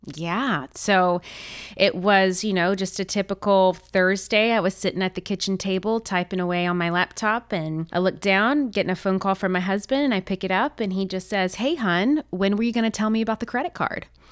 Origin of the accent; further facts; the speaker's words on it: the South, United States; growing up in the South